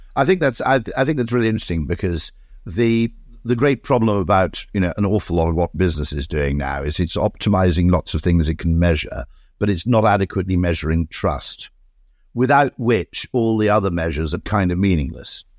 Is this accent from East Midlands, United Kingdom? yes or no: no; Monmouth, Wales, United Kingdom; I grew up in Monmouth